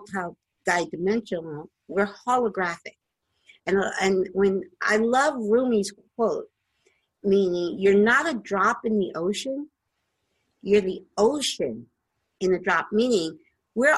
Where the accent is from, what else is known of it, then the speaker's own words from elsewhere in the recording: the East Coast, Northeast, United States; I'm from the East Coast and in the Northeast, and I'm not used to seeing palm trees.